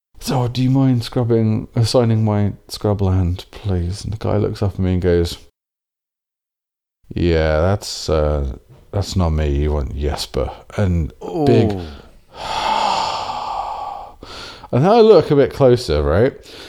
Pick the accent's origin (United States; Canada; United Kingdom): United Kingdom; England; being English